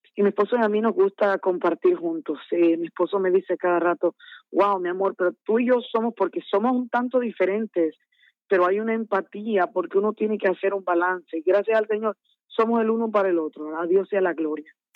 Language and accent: Spanish; Santo Domingo, Distrito Nacional, Dominican Republic; also born or lived in San Francisco de Macorís; me crié como me trajeron los pastores aquí en Dominicana, en Santo Domingo